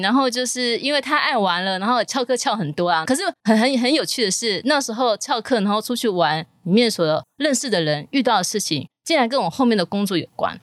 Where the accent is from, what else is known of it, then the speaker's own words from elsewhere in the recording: Taipei, Taiwan; 我是台北人